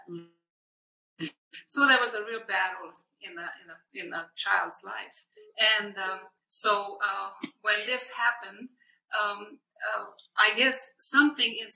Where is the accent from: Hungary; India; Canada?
Hungary; English is a second language; moved away as an adult; also born or lived in Vienna, Austria; now in United States; I was born and raised in Hungary